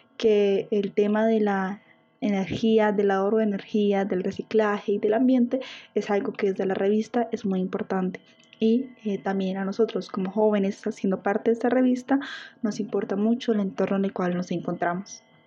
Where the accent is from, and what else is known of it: Colombia